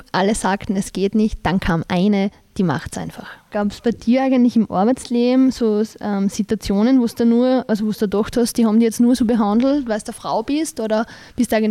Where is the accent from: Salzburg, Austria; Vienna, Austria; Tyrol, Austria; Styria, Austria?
Styria, Austria; Ich komme ja direkt aus der Obersteiermark und ähm, die kennen das halt noch nicht wirklich.